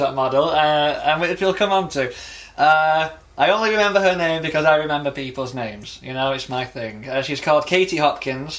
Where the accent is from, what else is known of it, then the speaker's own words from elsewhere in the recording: the North of England, United Kingdom; as a Northerner